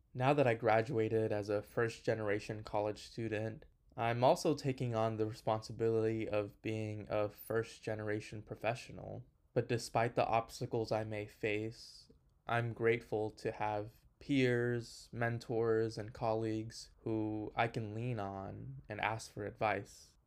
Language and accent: English; Houston, Texas, United States; also born or lived in Honduras; My family and I immigrated from Honduras to Houston in 2003. And whenever I first moved